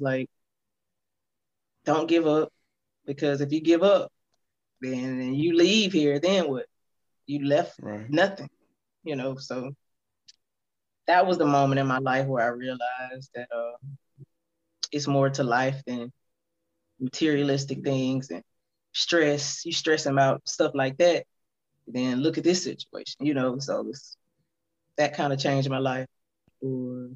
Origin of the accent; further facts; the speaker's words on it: Prichard, Alabama, United States; my hometown, Pritchard, Mobile